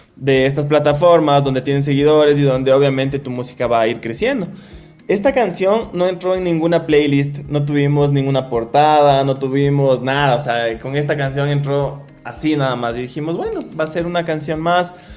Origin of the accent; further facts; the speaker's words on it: Ecuador; nuestras raíces, con que somos ecuatorianos